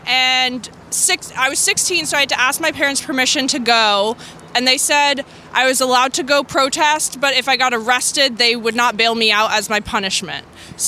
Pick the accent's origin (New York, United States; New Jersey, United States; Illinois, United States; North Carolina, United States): New York, United States; I grew up in New York City. I still live here